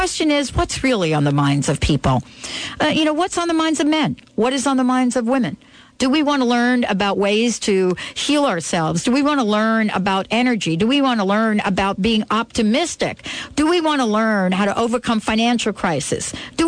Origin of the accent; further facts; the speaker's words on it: New York City, New York, United States; I grew up in New York City, where the noise is so piercing